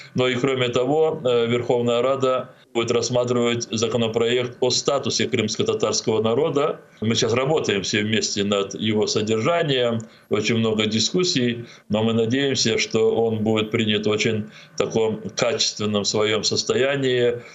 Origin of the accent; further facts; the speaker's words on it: Crimea, Ukraine; moved away as an adult; also born or lived in Moscow; Мне было 11 лет, и я вырос в Крыму, я учился там